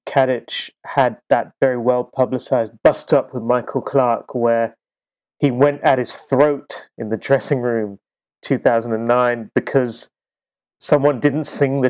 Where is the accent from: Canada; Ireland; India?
India; Which even for me, as an Indian cricket fan, I felt it was a little strange on the Australian side.